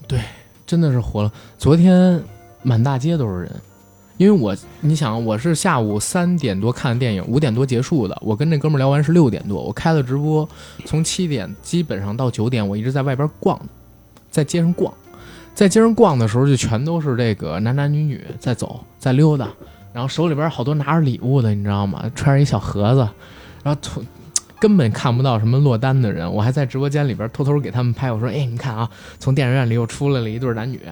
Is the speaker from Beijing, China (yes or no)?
yes; Beijing, China; accent: Beijing; 我们带这个北京儿化音特重